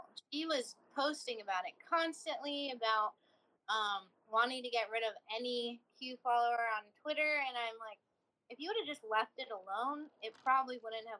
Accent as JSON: {"language": "English", "region": "California", "country": "United States", "tie": "born or raised there", "said": "I grew up in California, too."}